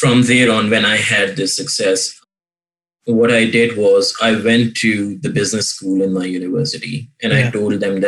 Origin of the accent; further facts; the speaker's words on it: Pakistan; moved away; my home, like home country in Pakistan